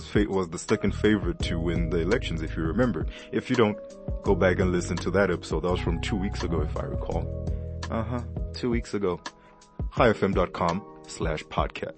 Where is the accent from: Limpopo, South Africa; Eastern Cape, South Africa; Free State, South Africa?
Limpopo, South Africa; I'm from Limpopo